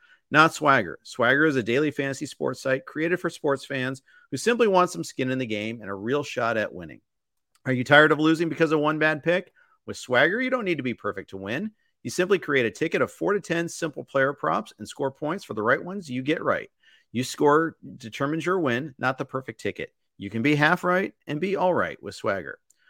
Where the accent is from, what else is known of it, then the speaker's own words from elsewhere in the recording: Indianapolis, Indiana, United States; I grew up in Indy